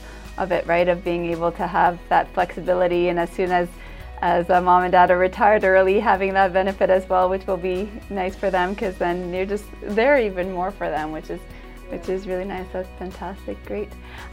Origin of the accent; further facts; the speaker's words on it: Ontario, Canada; We're from Ontario, you're from Alberta, we're going to the States